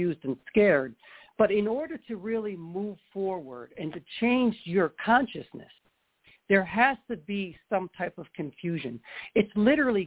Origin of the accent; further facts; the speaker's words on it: New York, United States; now in California, United States; I'm originally from New York